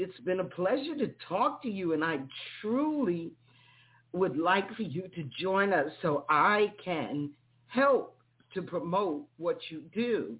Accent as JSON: {"language": "English", "region": "New York", "country": "United States", "said": "Mentors are so important. And I'm from New York."}